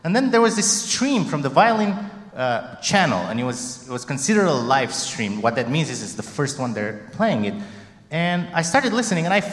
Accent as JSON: {"language": "English", "country": "Romania", "tie": "born or raised there", "moved": "yes", "said": "growing up in Romania, this is a neighboring country to Hungary"}